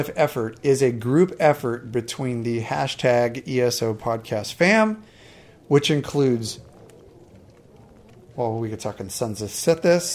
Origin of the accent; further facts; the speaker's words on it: California, United States; here in my home state of California